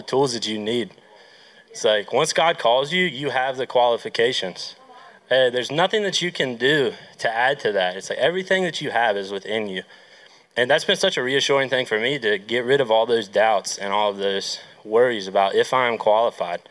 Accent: West Virginia, United States; moved away; I'm actually from West Virginia. So I'm interning here with New Hope Worship Center

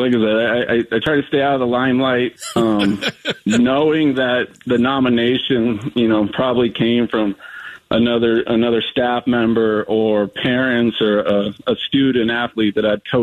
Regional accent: Prescott, Arizona, United States; I'm born and raised in Prescott, Arizona.

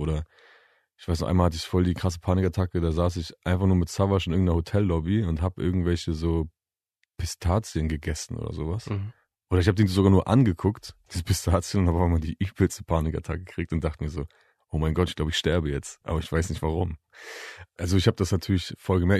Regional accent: Bielefeld, North Rhine-Westphalia, Germany; also born or lived in Leopoldshöhe; Ich bin in Bielefeld geboren und aufgewachsen, aber ich bin in und um herum Bielefeld bestimmt 15 Mal umgezogen oder so.

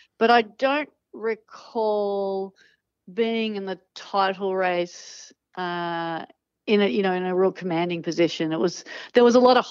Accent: Manly, New South Wales, Australia; growing up in Manly

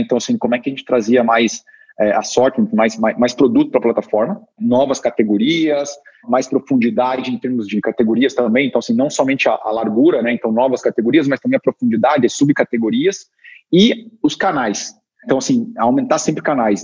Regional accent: Curitiba, Paraná, Brazil; eu, sou curitibano

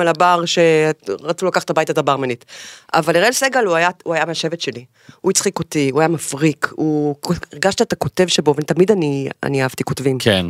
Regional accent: Haifa, Haifa District, Israel; החיים בחיפה, חיפה זה המקום הזה שלה באמצע, אני נורא אוהבת את זה

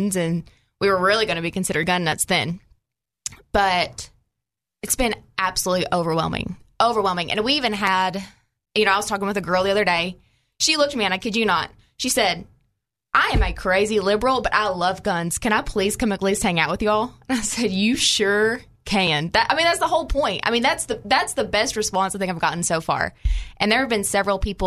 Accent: Paragould, Arkansas, United States; So I lived in small town Arkansas. I'm from Paragold

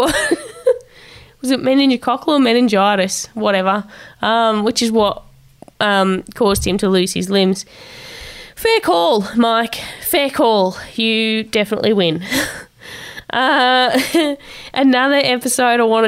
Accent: Tasmania, Australia; She was in Tassie at the time of filming the video, which is my hometown

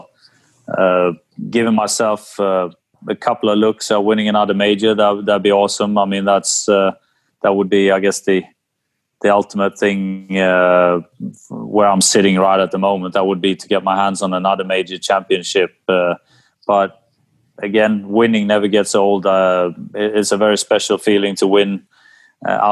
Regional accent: Sweden; growing up in Sweden

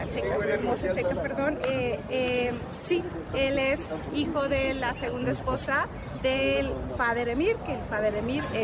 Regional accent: Mexico; now in Qatar; las oportunidades sobre todo que tenemos como mexicanos aquí.

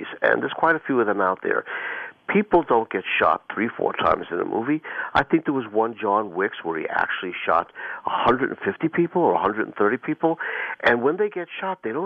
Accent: New York, United States; although I was born in New York and lived in New York

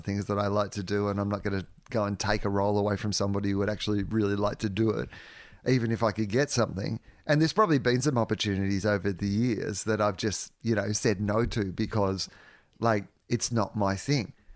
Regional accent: Australia; as an Australian

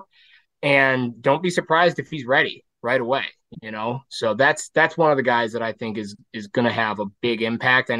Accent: Ann Arbor, Michigan, United States; I'm from Ann Arbor

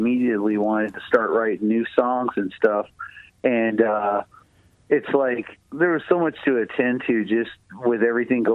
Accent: Tennessee, United States; moved away as an adult; also born or lived in Nashville, Tennessee; when I grew up in Tennessee, I lived out on a farm

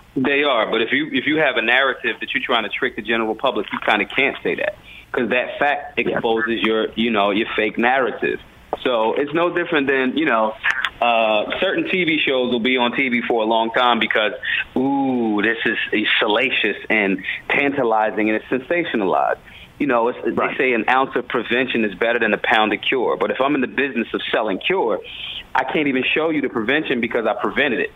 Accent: Philadelphia, Pennsylvania, United States; I'm from the hood. I'm from North Philly

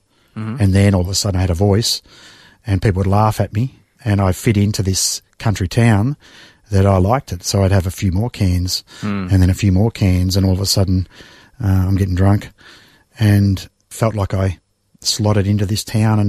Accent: Mulgrave, Victoria, Australia; Spent the first 15 years in Mulgrave.

